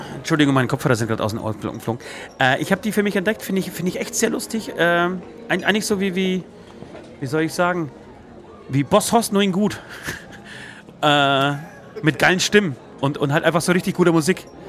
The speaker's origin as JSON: {"language": "German", "country": "Poland", "moved": "yes", "lives_now": "Germany", "said": "ich komme aus Polen"}